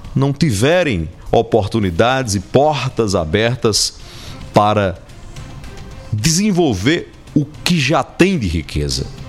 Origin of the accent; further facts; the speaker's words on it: Paraíba, Brazil; a gente fica aqui como paraibana e paraibana